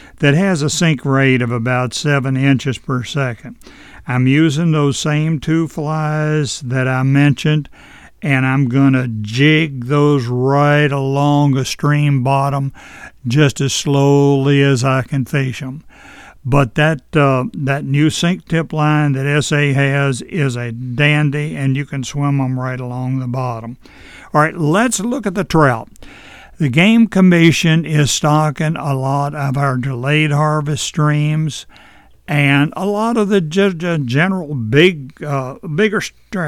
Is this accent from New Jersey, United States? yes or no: no; Edinburg, Virginia, United States; when I was a kid growing up in Edinburgh in the 50s